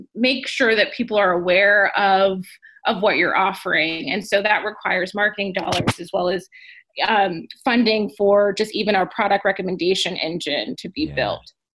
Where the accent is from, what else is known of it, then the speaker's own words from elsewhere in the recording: Southern California, United States; I'm from Southern California